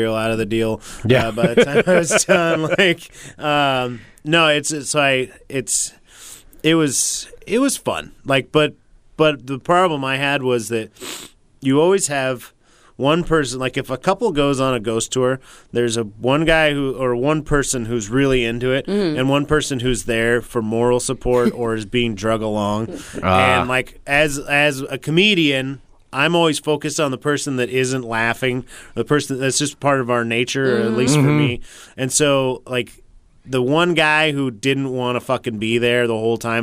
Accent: Portland, Oregon, United States; we're from Portland, so we're unique snowflakes

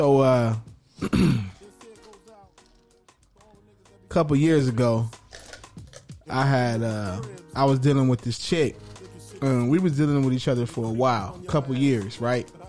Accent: Inglewood, California, United States; I'm from Inglewood

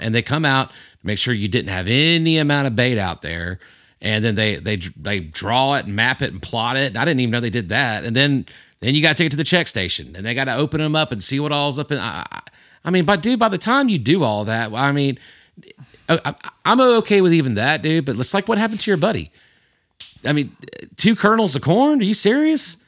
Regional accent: Houston County, Georgia, United States; this is my home. This is where I grew up. I grew up hunting in Houston County.

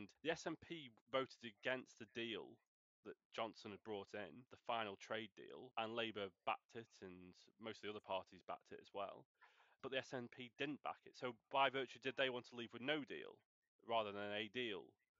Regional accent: England, United Kingdom; I'm British, but I'm from England, I would say.

